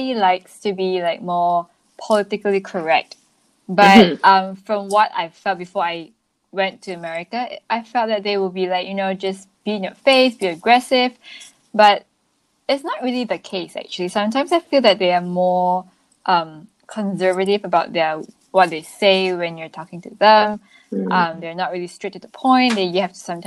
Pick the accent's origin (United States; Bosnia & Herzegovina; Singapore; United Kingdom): Singapore; moved away as an adult; I'm from Singapore